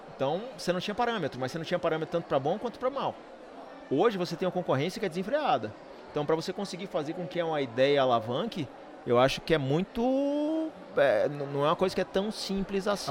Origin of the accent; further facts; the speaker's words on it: Salvador, Bahia, Brazil; Salvador é nossa cidade. Todos nós somos baianos, né, de Salvador